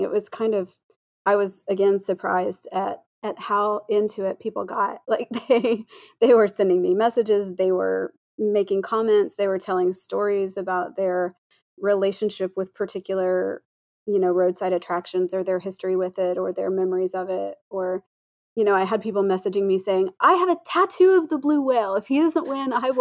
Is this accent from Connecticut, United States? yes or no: no; Oklahoma, United States; I have, like I said, lived here all my life